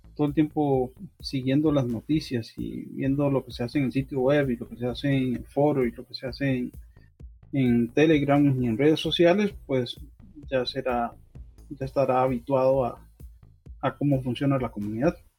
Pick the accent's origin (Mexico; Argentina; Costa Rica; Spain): Costa Rica; como buen tico